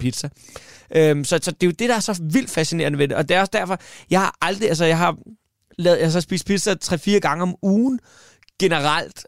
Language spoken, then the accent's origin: Danish; Svaneke, Capital Region of Denmark, Denmark; moved away; i Svanike, hvor jeg kommer fra